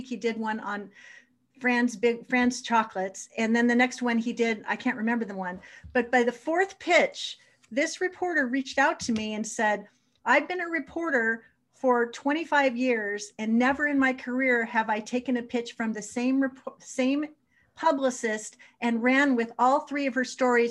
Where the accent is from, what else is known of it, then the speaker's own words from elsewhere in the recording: Los Angeles, California, United States; I grew up in Granada Hills, California.